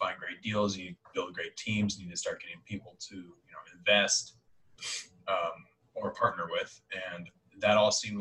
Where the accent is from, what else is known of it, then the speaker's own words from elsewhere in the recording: Denver, Colorado, United States; born and raised in Denver, Colorado